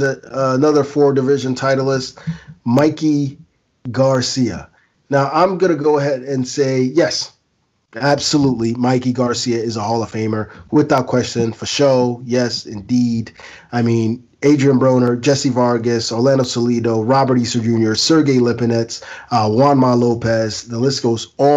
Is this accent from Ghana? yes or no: yes; Ghana; as a Ghanaian